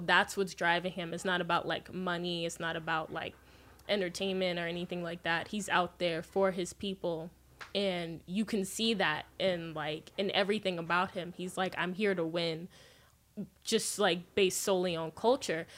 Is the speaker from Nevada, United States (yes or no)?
yes; Las Vegas, Nevada, United States; I grew up in Vegas